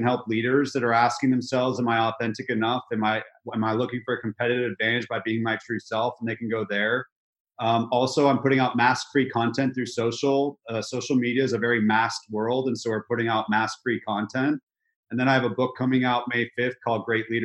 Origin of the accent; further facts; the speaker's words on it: California, United States; moved away as an adult; now in Nashville, United States; So I'm from California. I had to come to a place in Nashville, Tennessee that I'd never been